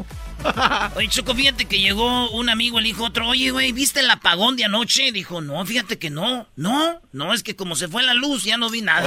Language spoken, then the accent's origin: Spanish; Jiquilpan, Michoacán, Mexico; moved away; Yo soy de Michoacán, de ahí nací yo